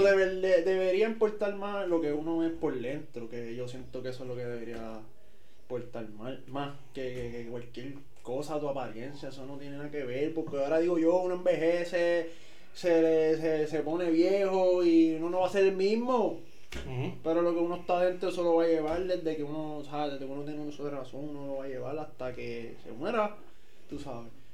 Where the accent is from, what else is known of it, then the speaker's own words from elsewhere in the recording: Puerto Rico; somos puertorriqueños